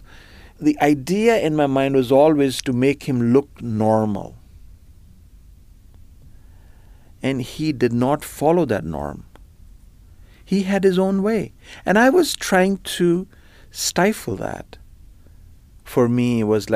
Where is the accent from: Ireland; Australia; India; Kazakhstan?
India; now in Markham, Canada; I grew up in India in an extremely conservative environment.